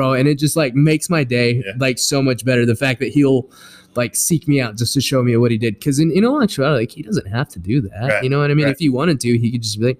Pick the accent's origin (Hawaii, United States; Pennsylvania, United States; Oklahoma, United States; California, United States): Oklahoma, United States; Lawton; we are from Lawton